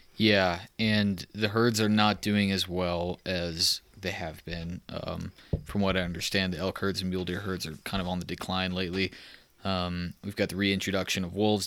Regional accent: Texas, United States; moved away; I'm from Texas

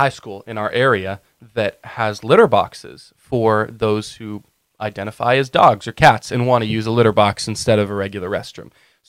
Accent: Cape Cod, Massachusetts, United States; We are from New England. We hail from Cape Cod, Massachusetts.

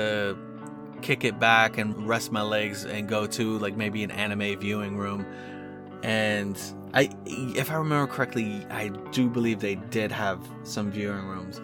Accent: South Florida, United States; I'm from South Florida

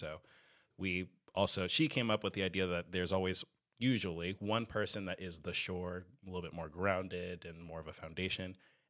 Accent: Irvine, California, United States; 30. Irvine, California.

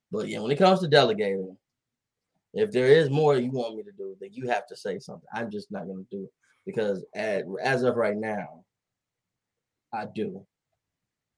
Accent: Dallas, Texas, United States; I'm from here. I'm from Oak Cliff

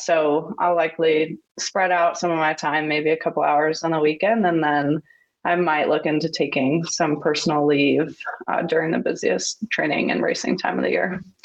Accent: Huntington, New York, United States; I'm from Huntington, New York, which is on Long Island

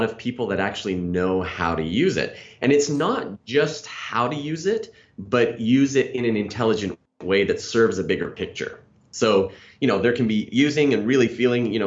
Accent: Canada; moved away; I'm originally from Canada

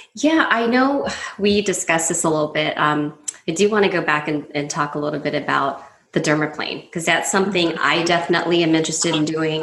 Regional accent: Southern California, United States; now in Las Vegas, United States; I grew up in Southern California as well.

